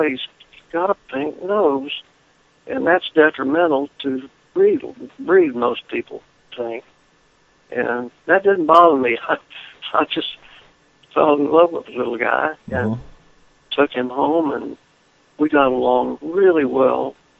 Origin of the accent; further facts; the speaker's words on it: Lubbock, Texas, United States; now in Florida, United States; I was born and reared in Lubbock, Texas